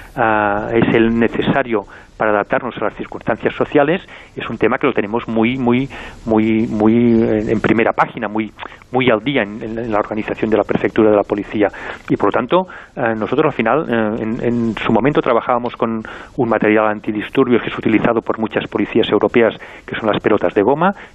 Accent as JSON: {"language": "Spanish", "region": "Catalonia", "country": "Spain"}